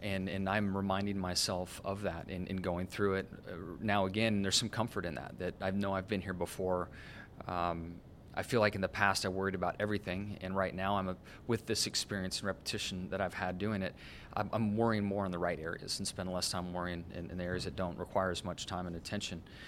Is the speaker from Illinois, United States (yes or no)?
no; Southern California, United States; growing up in Southern California as I did